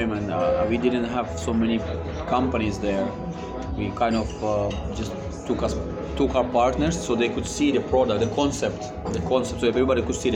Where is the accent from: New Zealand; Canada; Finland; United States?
Finland; English is a second language; now in Russia; I grew up in Finland, so I know the culture there